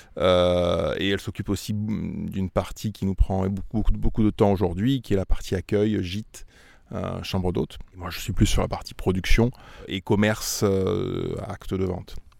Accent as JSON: {"language": "French", "region": "Auvergne-Rhône-Alpes", "country": "France", "also_born_or_lived": "Lyon / Régnié (Beaujolais)", "moved": "as an adult", "lives_now": "Régnié, France", "said": "Moi, je suis auvergnat d'origine"}